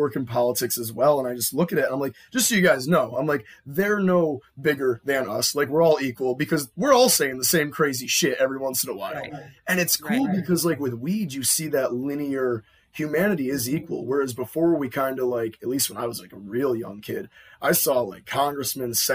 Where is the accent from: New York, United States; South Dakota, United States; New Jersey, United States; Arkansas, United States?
New York, United States; Buffalo; we're from Buffalo